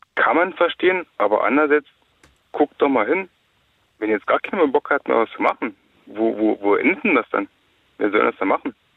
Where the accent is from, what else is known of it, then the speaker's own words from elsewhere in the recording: the East, eastern Germany, Germany; hier bei uns im Osten